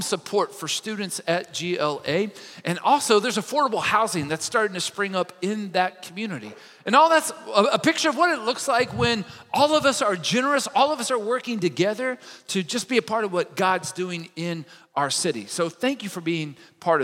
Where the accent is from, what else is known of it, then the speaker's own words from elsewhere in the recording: Kentucky, United States; I'm from Kentucky